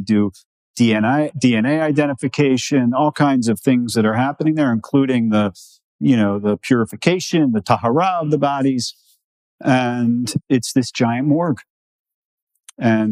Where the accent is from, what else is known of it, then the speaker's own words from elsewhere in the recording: New York, United States; I'm from New York